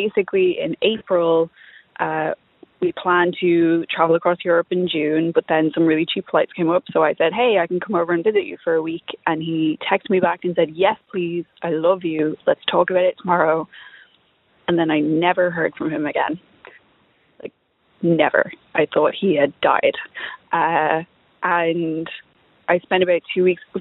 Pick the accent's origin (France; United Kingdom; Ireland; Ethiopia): Ireland; Dublin, Leinster; also born or lived in East Coast, United States; I'm from Dublin, but was living on the East Coast